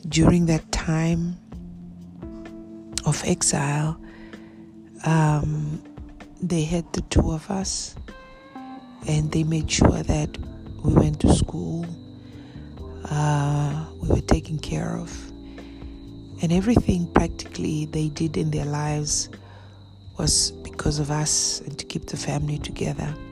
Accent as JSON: {"language": "English", "country": "Bulgaria", "tie": "born there", "said": "Well, I was born, I'm a twin. I was born in Bulgaria"}